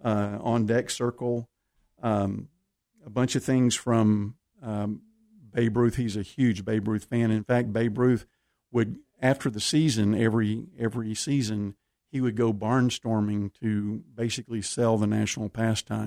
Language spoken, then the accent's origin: English; Waco, Texas, United States; We're we're from Waco